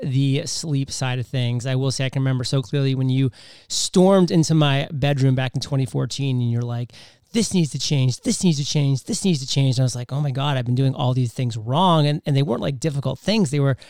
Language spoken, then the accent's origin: English; New England, United States; Cause I'm a Pats fan. I'm from New England.